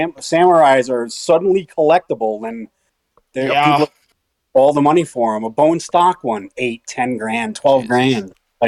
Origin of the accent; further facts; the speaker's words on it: Westerly, Rhode Island, United States; I'm a 1985 graduate from high school. Back in my hometown of Westerly, Rhode Island